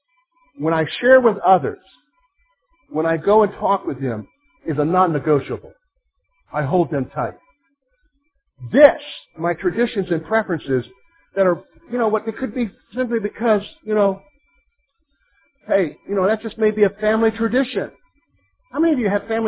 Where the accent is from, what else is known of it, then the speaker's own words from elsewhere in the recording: South Carolina, United States; moved away as an adult; also born or lived in Virginia; I'm from the South, all right? I'm from South Carolina, spent 6 years after that in Virginia going through schooling and everything